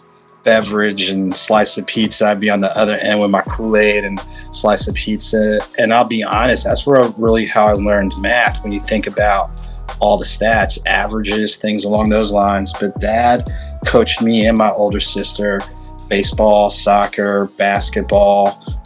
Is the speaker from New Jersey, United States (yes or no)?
yes; New Jersey, United States; also born or lived in Bloomington, Illinois / Morris County, New Jersey / Ocean Township, New Jersey; Bloomington, Illinois, native, grew up in the state of New Jersey for elementary, middle, and high school